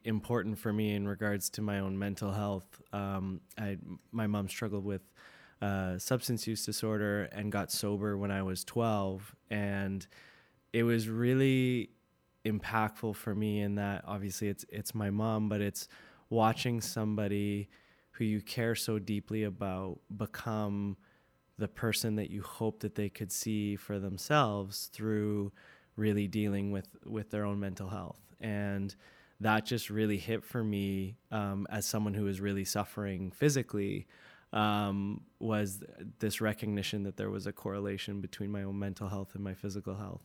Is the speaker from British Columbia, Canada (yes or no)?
yes; North Vancouver, British Columbia, Canada; loved growing up in Deep Cove